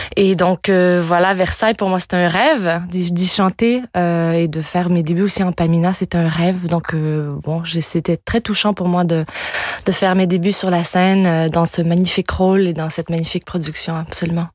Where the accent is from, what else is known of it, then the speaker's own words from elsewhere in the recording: Quebec, Canada; first language French; moved away; also born or lived in France; retourner chanter sur ma terre natale